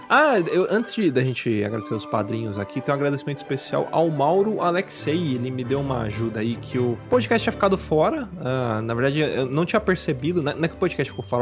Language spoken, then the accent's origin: Portuguese; Brazil; apenas um brasileiro